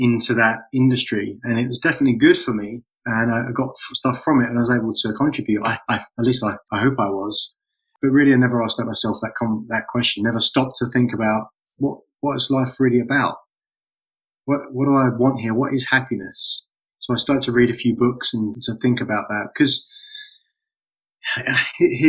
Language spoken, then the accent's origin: English; London, United Kingdom; moved away as an adult; also born or lived in Florida / New York; now in North Carolina, United States; growing up in London, just outside of London